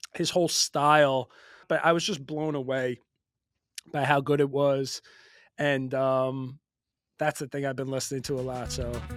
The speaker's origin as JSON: {"language": "English", "area": "Long Island", "region": "New York", "country": "United States", "tie": "born or raised there", "said": "growing up in New York just was a big hip hop, rap guy"}